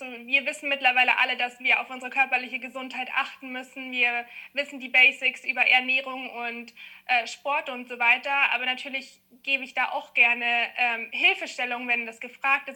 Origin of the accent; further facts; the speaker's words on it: Munich, Bavaria, Germany; ich komme aus München